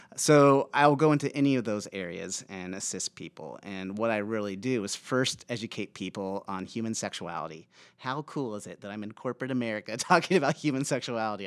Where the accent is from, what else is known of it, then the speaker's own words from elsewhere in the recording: Aurora, Nebraska, United States; I grew up in Aurora, Nebraska, a small farming town, um, in the eighties